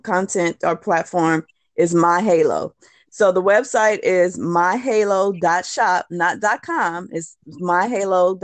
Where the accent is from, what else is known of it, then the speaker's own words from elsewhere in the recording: California, United States; moved away as an adult; now in New Orleans, United States; I'm from California.